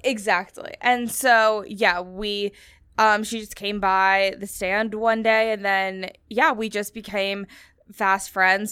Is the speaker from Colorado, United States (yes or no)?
no; New Hampshire, United States; moved away as an adult; now in New York, United States; I'm coming from New Hampshire